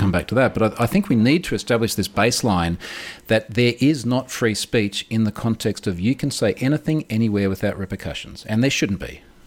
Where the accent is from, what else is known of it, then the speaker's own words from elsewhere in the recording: Australia; also born or lived in United States; I am literally coming to you from Australia, as, as the audience can probably hear.